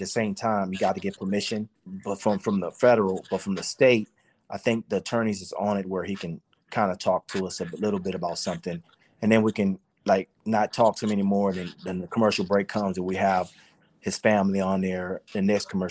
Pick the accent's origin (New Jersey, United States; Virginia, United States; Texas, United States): Texas, United States; San Antonio; moved away as an adult; also born or lived in Los Angeles, California; We came to San Antonio to start the show, you know, and my hometown. So we came down here to my hometown and started